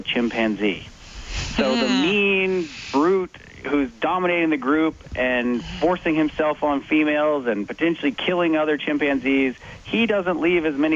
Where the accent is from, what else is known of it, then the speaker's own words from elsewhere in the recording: United States; I'm an American